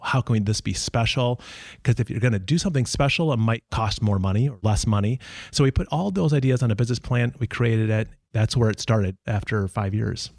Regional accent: Minnesota, United States; I am from Minnesota, and that's the reason why we live in Minnesota.

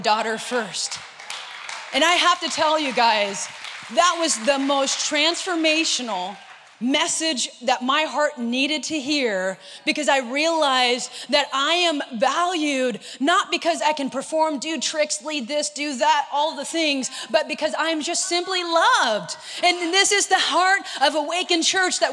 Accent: Northern California, United States; moved away as an adult; now in Southern California, United States; I'm from Northern California. I do not have an accent

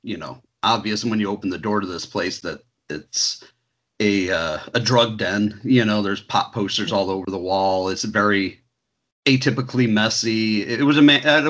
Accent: Indiana, United States; growing up in Indiana in the 80s and 90s

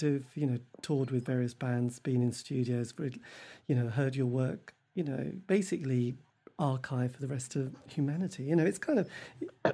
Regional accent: Norwich, East of England, United Kingdom

